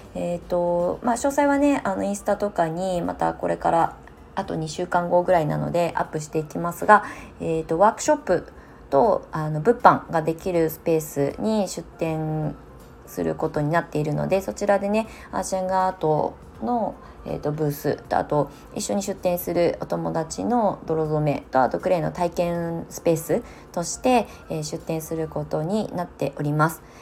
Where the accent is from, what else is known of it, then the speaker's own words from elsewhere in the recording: Ibaraki, Japan; moved away as an adult; also born or lived in Tokyo; now in Shonan, Japan; 同じ茨城県内にいる